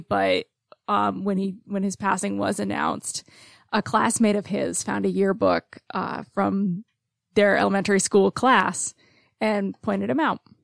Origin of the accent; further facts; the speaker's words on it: Cobleskill, New York, United States; also born or lived in Oklahoma; now in Oneonta, United States; my hometown of Cobleskill